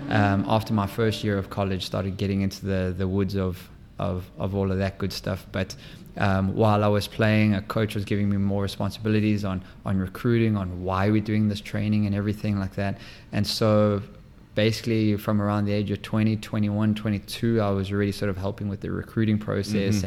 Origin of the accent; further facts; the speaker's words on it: South Africa; moved away as an adult; also born or lived in Maine / Seattle / Minnesota / Boston; now in St. Louis, United States; born and raised in South Africa